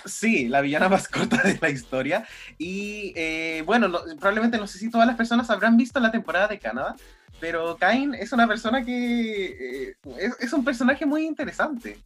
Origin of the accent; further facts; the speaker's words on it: Chile; Nosotros quizás como chilenos